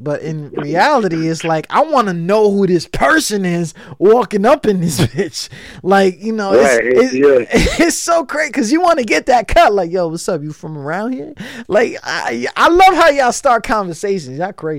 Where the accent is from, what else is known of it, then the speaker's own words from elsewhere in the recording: Chicago, Illinois, United States; Everybody's from The Go. I'm from The Go, all right?